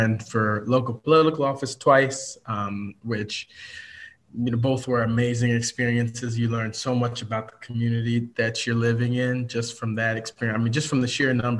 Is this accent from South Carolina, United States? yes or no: no; Chicago, Illinois, United States; also born or lived in Evanston, Illinois / Oak Park, Illinois; I was born in Evanston, Illinois, and now reside in Oak Park, Illinois. Grew up mostly in and around Chicago area.